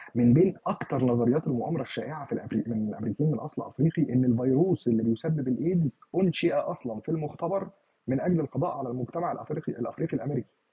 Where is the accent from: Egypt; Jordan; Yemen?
Egypt; عندنا في مصر